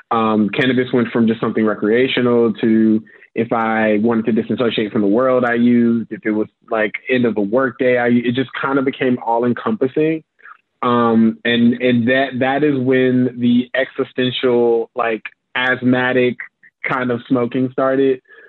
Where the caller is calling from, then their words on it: Chicago, Illinois, United States; I'm joining you from Chicago in the unfortunate circumstance that is USA.